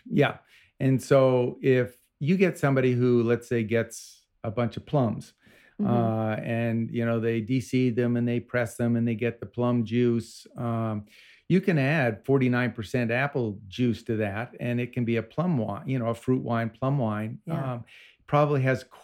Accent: Vermont, United States; I grew up in Vermont

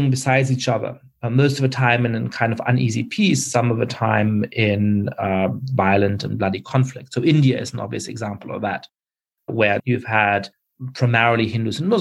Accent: Germany; moved away; I grew up in Germany

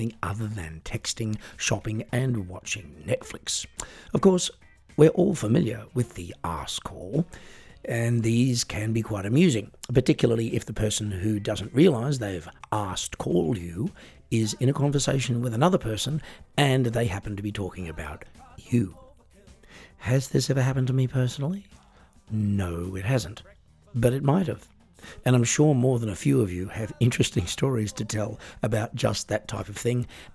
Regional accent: Australia; now in Germany; I was born and raised in Australia. I now live in Germany

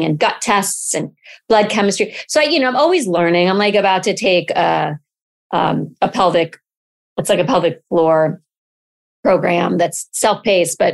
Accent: Connecticut, United States; moved away as an adult; also born or lived in Jackson Hole, Wyoming; now in Santa Monica, United States; I grew up in Connecticut, outside of New York City

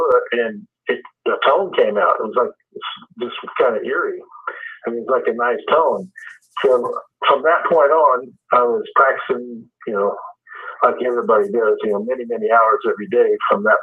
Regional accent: Wichita, Kansas, United States; moved away as an adult; now in Denver, United States; we're from Wichita, Kansas. That's where we grew up

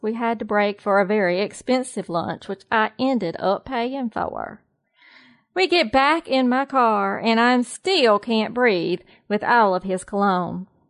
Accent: the South, United States; now in North Carolina, United States; I am a Southerner. I am definitely a true Southerner through and through.

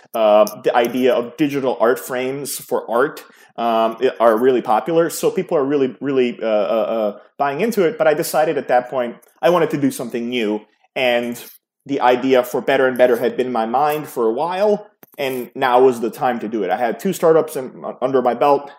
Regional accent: New York City, New York, United States; also born or lived in Yugoslavia (Serbia); I grew up in New York City, in the New York City area.

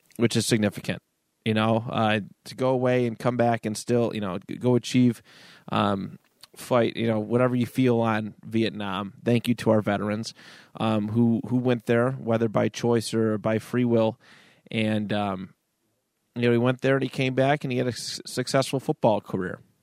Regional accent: United States; we're all American

